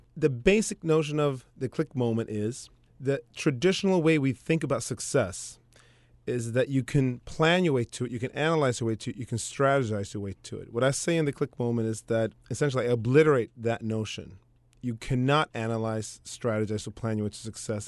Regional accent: Sweden; now in United States; I grew up in Sweden that way, and ultimately came over to the States

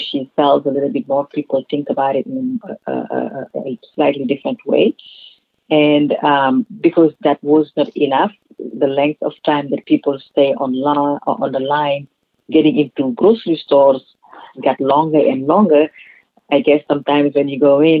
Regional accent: Senegal; moved away; also born or lived in California; where I grew up in Senegal

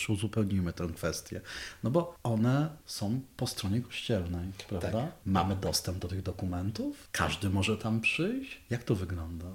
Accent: Dąbrowa Górnicza, Silesian Voivodeship, Poland; ja jestem z Dąbrowy Górniczej

